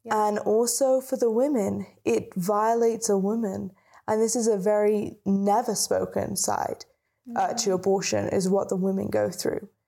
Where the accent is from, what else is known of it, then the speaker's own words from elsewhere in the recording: United Kingdom; And when we lived in the UK, because we're British, yes. um, you can't tell by the accent.